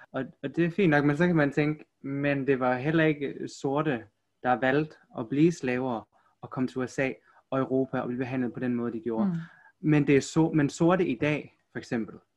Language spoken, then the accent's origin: Danish; Aarhus, Central Denmark Region, Denmark; also born or lived in South Korea; Jeg er fra Aarhus